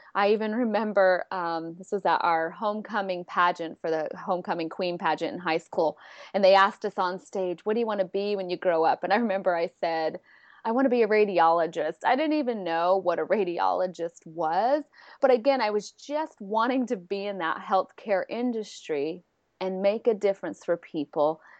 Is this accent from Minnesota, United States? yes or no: no; San Diego, California, United States; I'm from San Diego, California